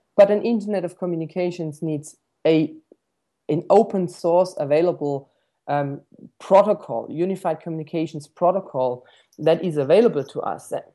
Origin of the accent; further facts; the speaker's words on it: Stuttgart, Baden-Württemberg, Germany; moved away as an adult; also born or lived in New Zealand; I was born in Stuttgart, um, uh, surrounded by inventors, so to speak. I mean, the first, uh, motor vehicle was invented, uh, just around five minutes from where I used to grow up.